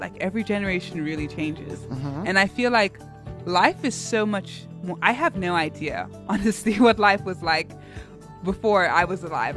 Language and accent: English; Cape Town, Western Cape, South Africa; accent: Cape Tonian; But because I have this accent and I'm so Cape Tonian